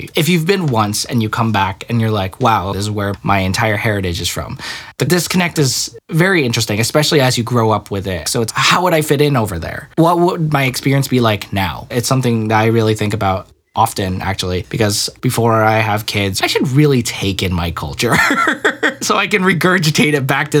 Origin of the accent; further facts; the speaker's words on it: Philippines; I am technically from the Philippines.